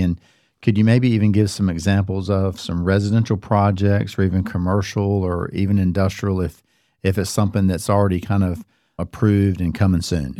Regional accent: Cary, North Carolina, United States; I grew up in Cary, And again, over my fifty-five years of being here, Carrie has changed.

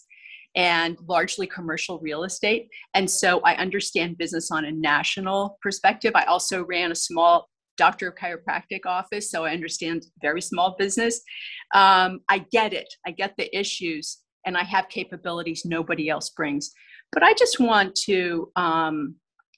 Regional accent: central Pennsylvania, United States; also born or lived in Los Angeles; I grew up here in central Pennsylvania

